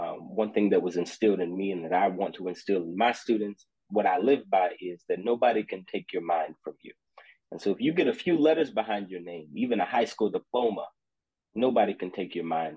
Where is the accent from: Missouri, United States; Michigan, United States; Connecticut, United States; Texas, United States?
Texas, United States; Austin; I am from Austin, Texas, a graduate of Wiley College